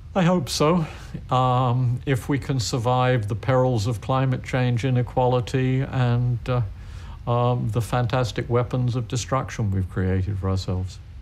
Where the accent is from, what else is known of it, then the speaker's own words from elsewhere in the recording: San Francisco, California, United States; where I grew up in San Francisco